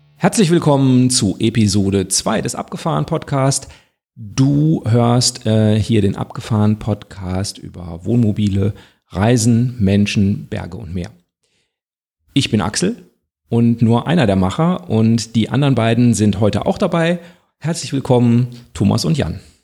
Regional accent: North Rhine-Westphalia, Germany; wir kommen ja alle aus NRW

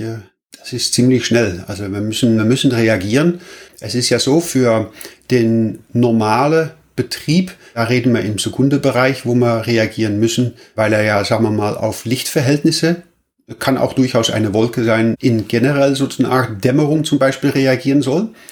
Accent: Netherlands; now in Germany; Ich bin auch Holländer und äh, wohne allerdings in Deutschland

